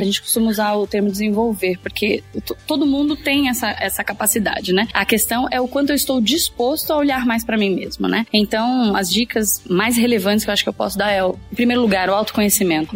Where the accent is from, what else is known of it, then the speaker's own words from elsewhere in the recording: São Paulo, Brazil; eu sou de São Paulo, vim exclusivamente aqui pro evento